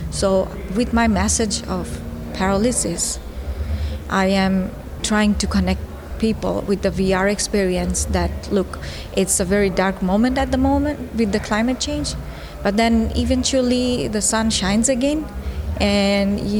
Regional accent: Bangladesh; also born or lived in Netherlands; I am from Bangladesh and the Netherlands, and I am a fine artist.

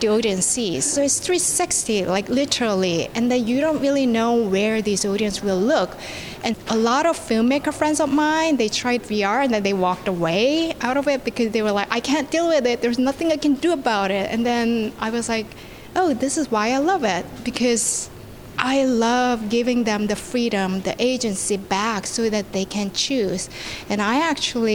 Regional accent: South Korea; born and raised in South Korea

